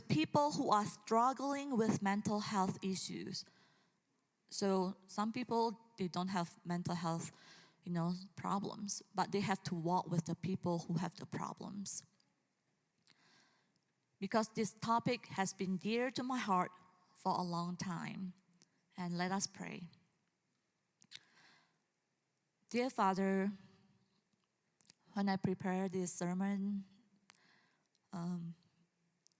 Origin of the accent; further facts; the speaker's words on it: Indonesia; moved away; growing up in Indonesia